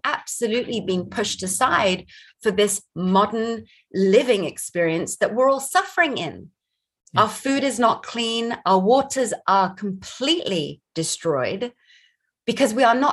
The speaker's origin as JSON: {"language": "English", "country": "Barbados", "tie": "born or raised there", "moved": "yes", "lives_now": "United States", "said": "I grew up in Barbados"}